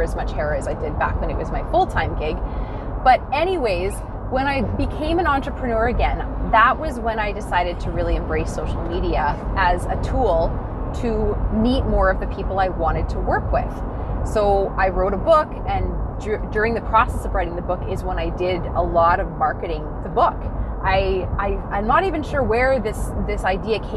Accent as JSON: {"language": "English", "town": "Dawson Creek", "region": "British Columbia", "country": "Canada", "tie": "born or raised there", "also_born_or_lived": "Grande Prairie, Alberta", "moved": "as an adult", "said": "I'm from Dawson Creek, BC originally. I lived in Grand Prairie, Alberta for 9 years. Whenever I come up north to my homeland where I you know, basically grew up and lived through my 20s in Grand Prairie"}